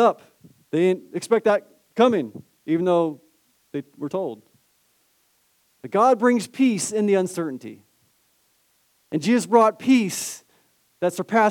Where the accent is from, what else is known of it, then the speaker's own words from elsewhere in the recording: Southern California, United States; Born and raised in Southern California in the 80s.